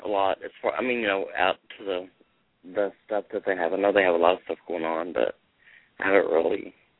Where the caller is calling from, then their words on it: Austin, Texas, United States; Austin, Texas.